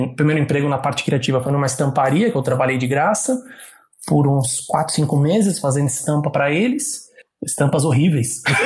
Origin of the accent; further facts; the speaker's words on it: São Paulo, Brazil; sou de São Paulo, da, da Moca. Na então, Moca